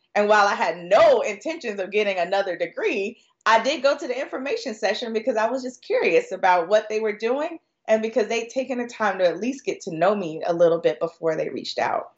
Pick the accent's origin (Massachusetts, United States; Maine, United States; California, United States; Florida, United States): Florida, United States; I'm originally from Florida